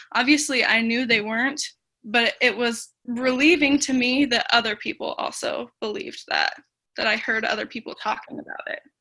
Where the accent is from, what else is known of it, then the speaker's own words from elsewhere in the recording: Taylorsville, Utah, United States; moved away as an adult; now in Des Moines, United States; I'm originally from Taylorsville, Utah, but I moved to Des Moines, Iowa